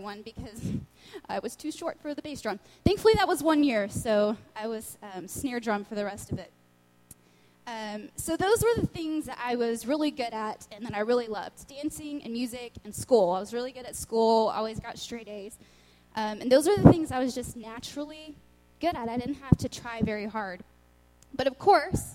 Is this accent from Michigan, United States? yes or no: no; Lubbock, Texas, United States; also born or lived in Austin, Texas; I'm from Lubbock, Texas